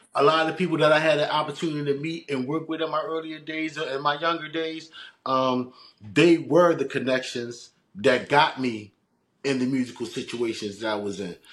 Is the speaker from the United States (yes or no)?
yes; Philadelphia, Pennsylvania, United States; moved away as an adult; now in New Jersey, United States; born and raised in West Philadelphia.